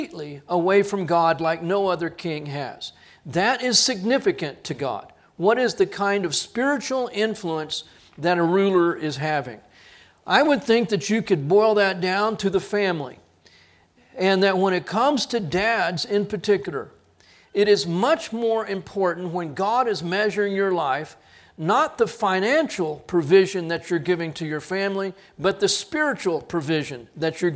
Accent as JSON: {"language": "English", "country": "United States", "said": "as Americans"}